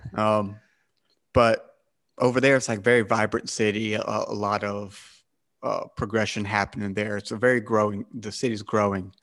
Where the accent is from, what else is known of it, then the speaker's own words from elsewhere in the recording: South Carolina, United States; I'm American, uh, from South Cal-, the state of South Carolina